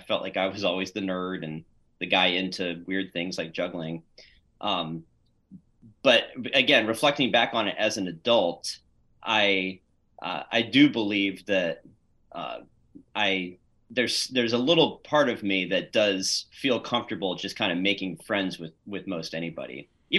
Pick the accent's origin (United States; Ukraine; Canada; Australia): United States; Beverly, Massachusetts; born there; also born or lived in Pennsylvania; But I was born in the Boston area, believe it or not, in Beverly, north of Boston. So I started my life as a New Englander, and then moved around to Pennsylvania